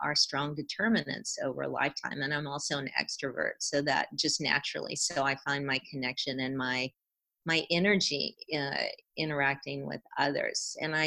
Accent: South Carolina, United States; moved away as an adult; also born or lived in California; I grew up and spent my first two decades in South Carolina, growing up and then undergraduate

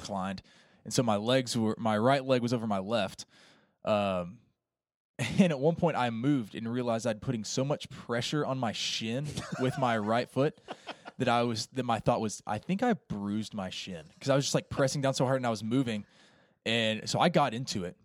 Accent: Appalachian Mountains, United States; I grew up in the Appalachian Mountains.

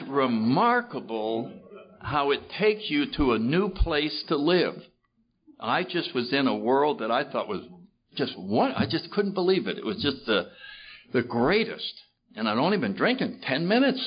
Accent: New Haven, Connecticut, United States; I grew up in New Haven, Connecticut, in the 30s

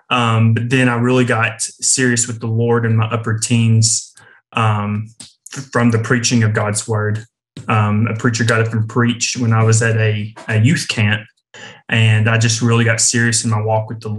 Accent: Kingston, Tennessee, United States; moved away as an adult; now in Georgia, United States; I am from East Tennessee, a little town outside of Knoxville called Kingston, and that's where I grew up, um, born and raised there.

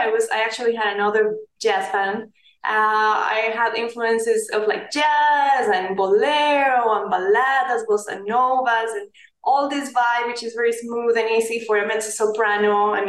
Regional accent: Palmira, Valle del Cauca, Colombia; moved away as an adult; now in Los Angeles, United States; I was born in Valle del Cauca, in Palmira Valle.

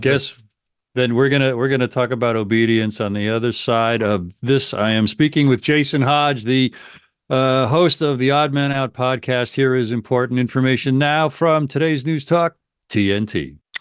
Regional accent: United States; I'm an American

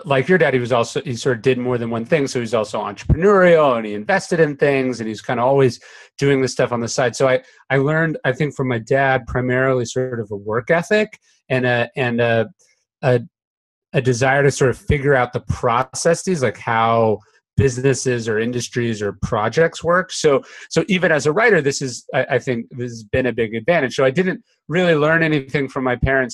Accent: Sacramento, California, United States; I grew up in Sacramento

